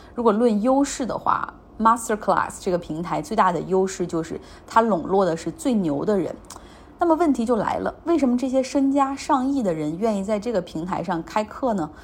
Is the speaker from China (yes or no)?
yes; Northeast China, China; accent: Northeastern; 我们东北话